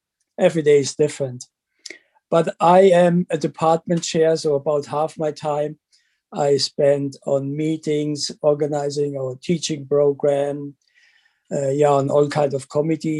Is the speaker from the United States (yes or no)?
no; Germany; moved away as an adult; also born or lived in Calgary, Canada; now in London, Canada; I grew up in Germany, did my PhD there. And then I moved to Canada